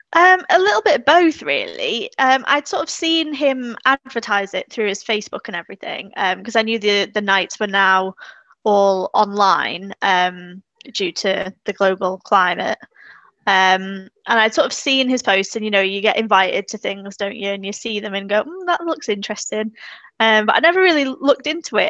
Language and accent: English; Isle of Man; moved away as an adult; now in Hazel Grove, United Kingdom; I'm originally from the Isle of Man